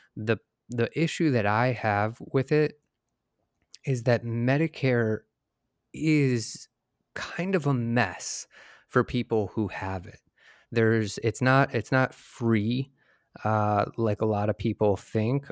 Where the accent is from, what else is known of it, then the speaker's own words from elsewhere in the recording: Michigan, United States; moved away; I'm from Michigan originally